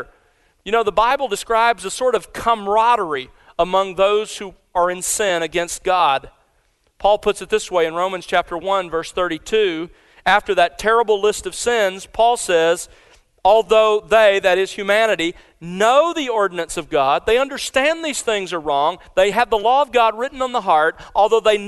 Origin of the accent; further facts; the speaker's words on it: Mobile, Alabama, United States; I grew up in South Alabama